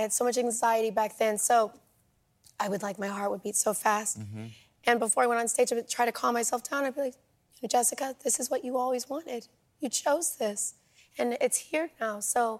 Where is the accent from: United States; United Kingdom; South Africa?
United States; Northern California; moved away as an adult; also born or lived in New York; I was from Northern California.